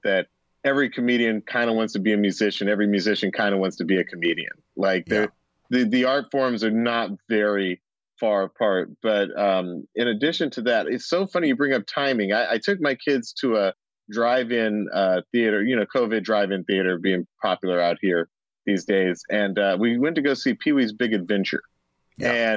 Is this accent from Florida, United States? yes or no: no; Atlanta, Georgia, United States; growing up in Atlanta, everything was V103 and it was R&B and soul